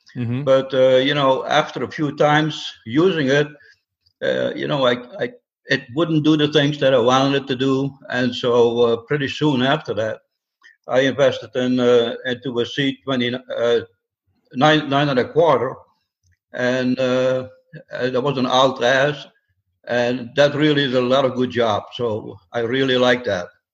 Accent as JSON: {"language": "English", "country": "Netherlands", "also_born_or_lived": "upstate New York", "moved": "as an adult", "lives_now": "Atlanta, United States", "said": "I came to this country about 50 years ago, and uh, I come from the Netherlands"}